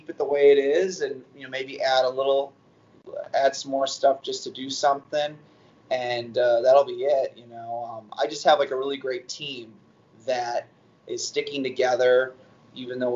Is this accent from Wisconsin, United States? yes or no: yes; north of Wisconsin, United States; accent: Yooper; I get really like youpery, if they call it. So, but that's, I'm up north of Wisconsin. That's why you just kind of have those types of people with that voice